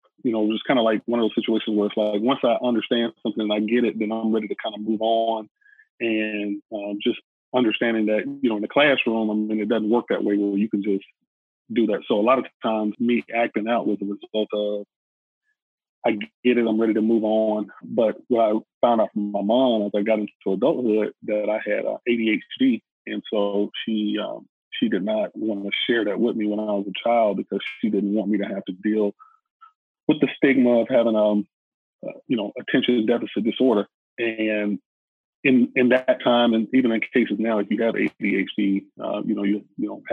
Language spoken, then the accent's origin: English; Atlanta, Georgia, United States; being born and raised in Atlanta, which is the home of the civil rights movement